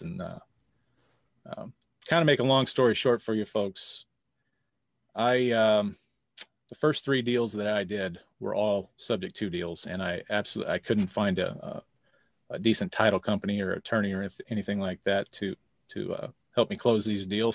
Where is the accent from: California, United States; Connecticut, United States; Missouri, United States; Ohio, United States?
Missouri, United States; St. Louis; I am from Saint Louis, Missouri